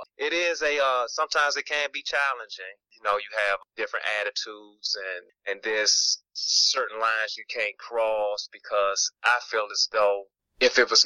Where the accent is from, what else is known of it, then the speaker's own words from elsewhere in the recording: Washington, District of Columbia, United States; I'm a Washingtonian. I was born in the United Washington, D.C.